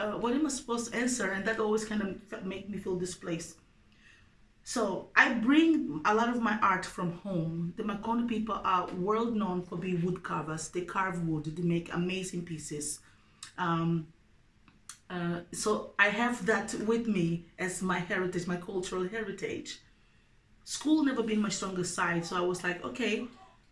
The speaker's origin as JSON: {"language": "English", "country": "Mozambique", "tie": "born or raised there", "moved": "yes", "lives_now": "Denmark", "said": "growing up in Mozambique"}